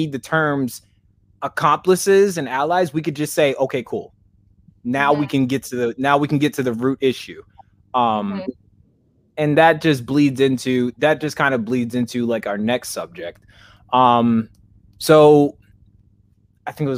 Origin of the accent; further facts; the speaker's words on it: Kansas, United States; I'm from Kansas, but I grew up with Samoans